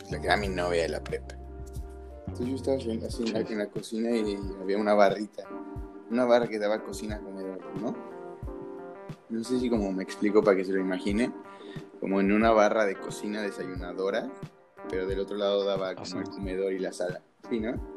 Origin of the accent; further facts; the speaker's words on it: Mexico City, Mexico; yo era el único como chilango